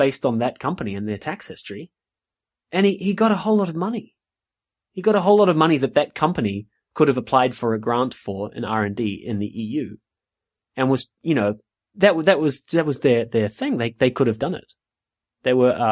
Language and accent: English; New Zealand; also born or lived in South West England; now in United Kingdom; So I come from New Zealand, as some of the listeners may or may not know. I come from New Zealand and I live in the UK.